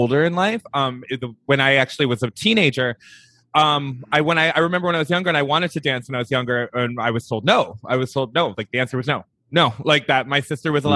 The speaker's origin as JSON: {"language": "English", "area": "right outside of Detroit", "region": "Michigan", "country": "United States", "tie": "born or raised there", "said": "I grew up right outside of Detroit, Michigan. So total Midwestern boy"}